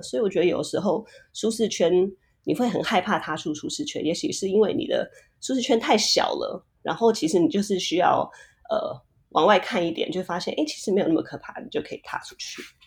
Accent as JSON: {"language": "Chinese", "country": "Taiwan", "tie": "born or raised there", "also_born_or_lived": "Puerto Rico", "second_language": "Chinese", "moved": "as an adult", "lives_now": "Silicon Valley, United States", "said": "我小学四年级的时候，我从我的出生地，呃，波多黎各搬到台湾"}